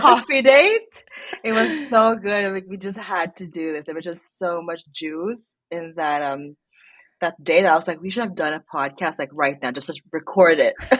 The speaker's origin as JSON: {"language": "English", "country": "Philippines", "tie": "born or raised there", "moved": "as an adult", "lives_now": "Sweden", "said": "I grew up in the Philippines, um, and I moved here"}